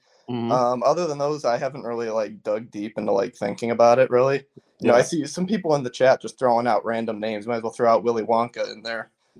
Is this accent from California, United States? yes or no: no; Chicago, Illinois, United States; I grew up in Chicago, so, you know, I love the basketball scene.